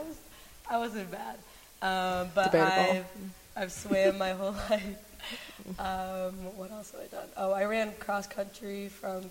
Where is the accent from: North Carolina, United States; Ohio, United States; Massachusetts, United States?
Ohio, United States; Sylvania; I've lived in Sylvania my whole life